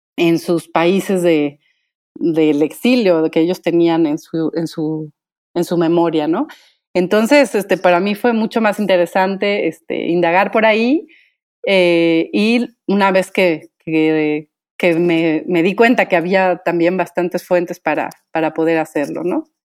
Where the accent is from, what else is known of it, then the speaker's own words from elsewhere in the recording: Michoacán, Mexico; soy originaria de Michoacán